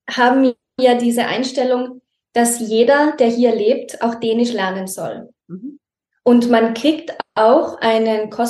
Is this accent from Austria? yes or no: yes; Tyrol, Austria; Und in Tirol, wo ich aufgewachsen bin, gehe ich aus der Haustür raus und ich bin da.